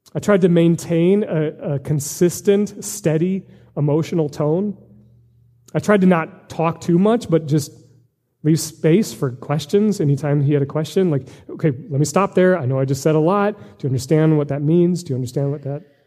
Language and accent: English; United States; as American Christians